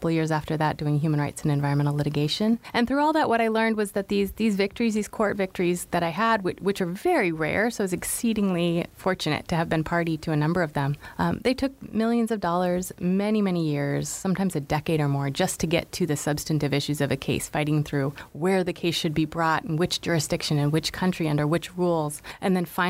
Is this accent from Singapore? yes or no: no; United States; as an American